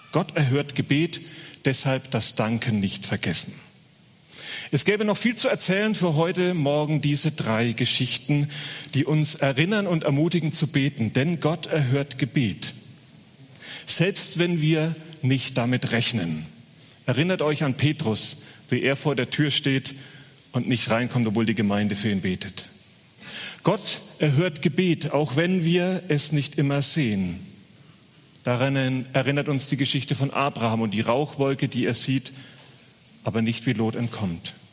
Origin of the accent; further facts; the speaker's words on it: Bavaria, Germany; accent: Franconian; ich bin gebürtiger Franke. Man hört es nicht mehr, aber ähm, ab und zu kommt es durch